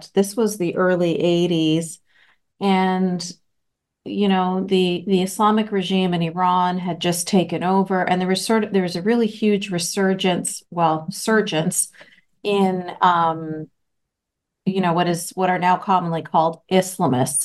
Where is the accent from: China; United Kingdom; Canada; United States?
Canada; Vancouver, British Columbia; I was born and raised in Vancouver, Canada